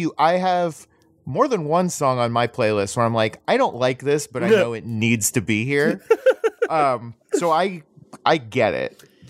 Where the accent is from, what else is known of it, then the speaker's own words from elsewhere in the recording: Florida, United States; maybe it's just because I grew up in Florida.